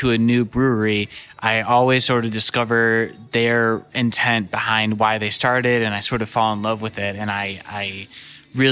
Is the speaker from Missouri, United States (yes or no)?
yes; St. Louis, Missouri, United States; also born or lived in Walnut Hills, Cincinnati, Ohio; now in Cincinnati, United States; I grew up in St. Louis, so I'm very familiar with Schlafly and all of those really wonderful breweries, but I don't get to go there very much because I don't live there anymore.